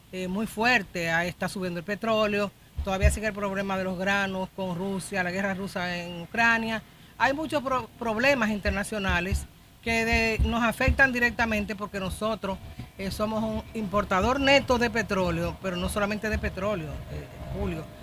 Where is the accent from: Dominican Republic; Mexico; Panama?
Dominican Republic; Nosotros somos dominicanos, ¿eh?